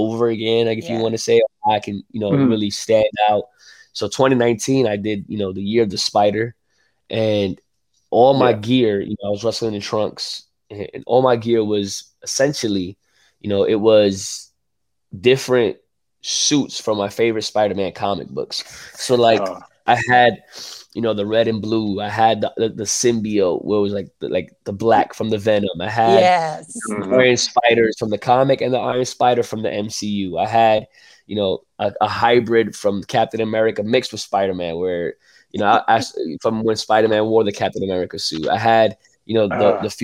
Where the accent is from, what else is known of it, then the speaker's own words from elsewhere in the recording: New York City, New York, United States; growing up in New York City